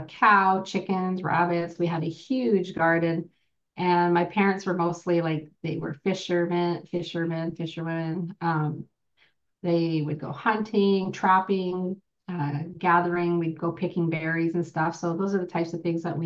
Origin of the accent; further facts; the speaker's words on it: Merritt, British Columbia, Canada; now in Okanagan, Canada; I'm originally from Merritt, BC. I'm from a small band called Nooaitch